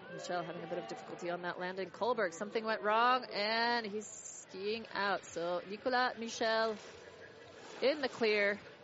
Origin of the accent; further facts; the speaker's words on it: United States; I can be a nice American